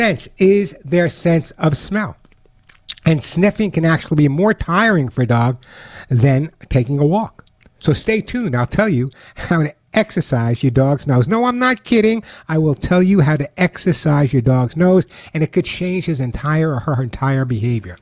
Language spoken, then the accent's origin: English; Long Island, New York, United States; now in Los Angeles, United States; I'm a New Yorker, Long Islander